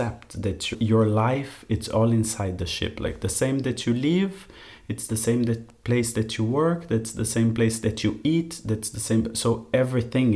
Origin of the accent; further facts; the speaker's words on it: Curitiba, Paraná, Brazil; moved away as an adult; I grew up in Curitiba, that's about like 100 kilometers from the coast